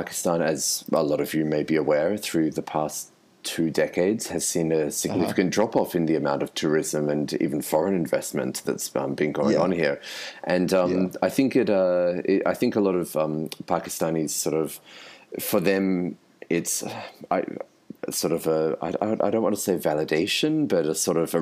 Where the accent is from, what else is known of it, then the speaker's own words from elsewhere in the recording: Sydney, New South Wales, Australia; also born or lived in Melbourne, Australia; I'm originally from Australia. I grew up in Sydney and I spent a lot of time working and living in Melbourne